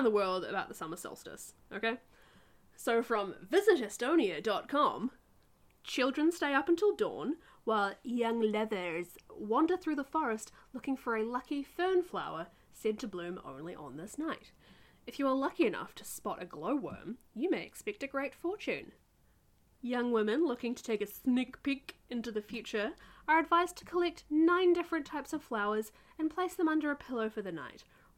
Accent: New Zealand; my home country

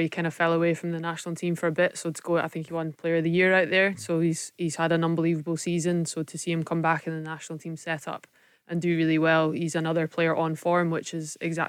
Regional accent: Scotland, United Kingdom; I love being Scottish.

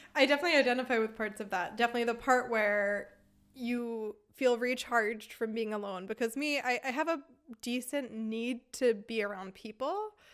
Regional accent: United States; moved away as an adult; now in Germany; We're both American

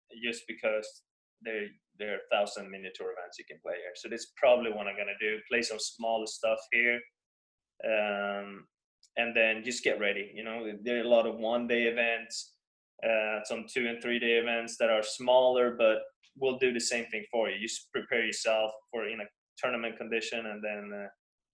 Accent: Stockholm, Stockholm County, Sweden; I grew up in Sweden, Stockholm, Sweden

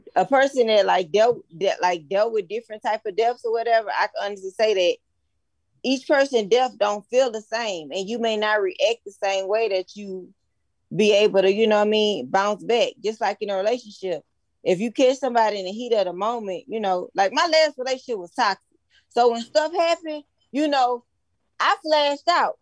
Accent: Baton Rouge, Louisiana, United States; I'm from Baton Rouge

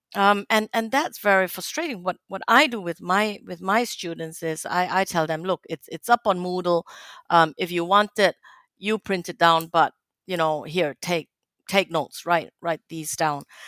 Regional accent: Singapore; moved away; I grew up in Singapore

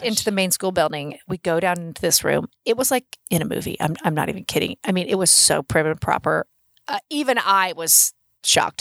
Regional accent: Oklahoma City, Oklahoma, United States; I said Oklahoma City

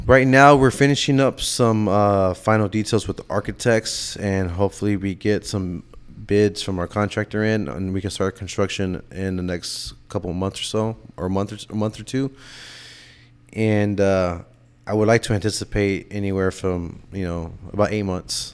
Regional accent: San Antonio, Texas, United States; also born or lived in Miami; now in Austin, United States; growing up in San Antonio and then moving to Austin

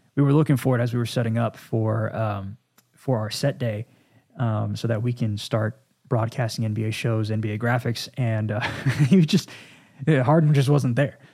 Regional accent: Dallas, Texas, United States; the Dallas Cowboys, Again, this is my hometown.

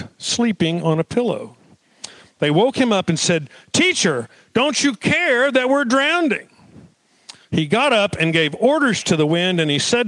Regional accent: Duncan, Oklahoma, United States; I grew up in Duncan, Oklahoma, South Central Oklahoma

